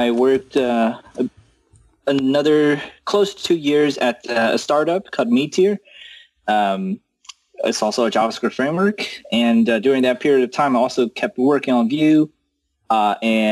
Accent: China; moved away as an adult; also born or lived in United States; I was born in China and, then I went to US for college.

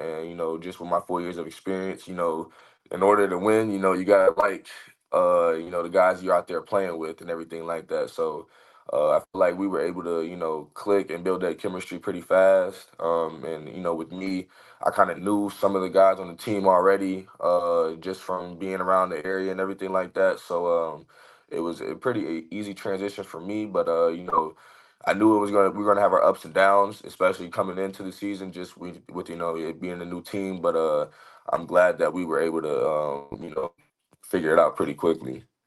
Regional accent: Raleigh, North Carolina, United States; moved away as an adult; also born or lived in Illinois / Arizona; my hometown team

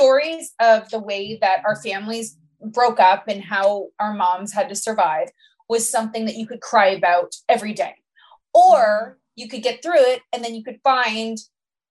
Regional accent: Canada

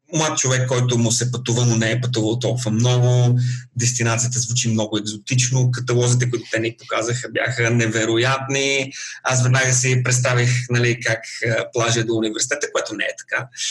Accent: Bulgaria; moved away as an adult; now in Melbourne, Australia; Аз бях още студент в България, бях на 21

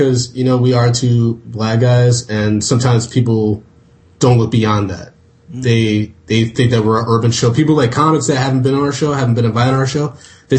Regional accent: Ann Arbor, Michigan, United States; moved away as an adult; now in New York, United States; I'm originally from Ann Arbor, Michigan

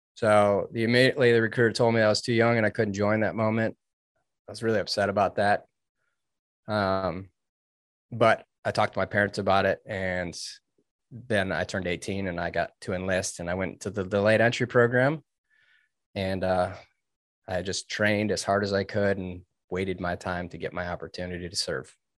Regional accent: suburbs of Detroit, Michigan, United States; I grew up in Michigan. I was in the suburbs of Detroit

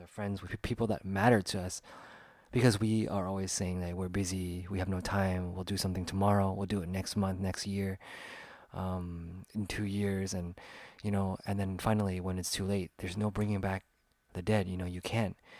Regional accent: Sacramento, California, United States; It's a team that I liked growing up in my hometown.

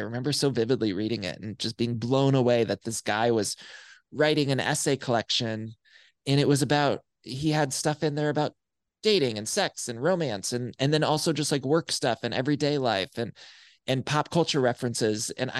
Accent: Solon, Ohio, United States; In my hometown of Solon, Ohio, like there was no access to gay stuff really.

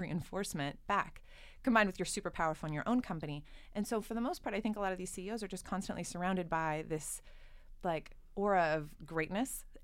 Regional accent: Southern California, United States; I grew up in Southern California.

